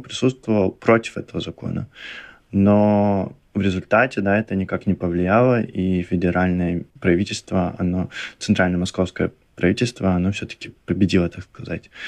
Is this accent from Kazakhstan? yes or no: yes; Kentau, Turkistan Region, Kazakhstan; moved away; я из города Кентау